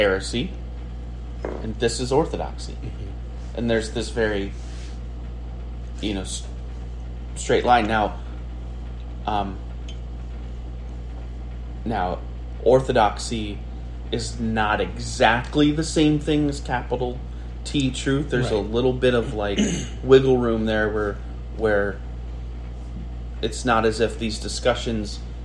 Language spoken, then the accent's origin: English; United States